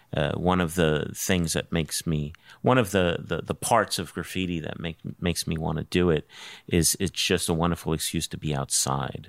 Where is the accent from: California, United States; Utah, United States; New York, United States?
New York, United States; New York City; moved away as an adult; I'm from New York City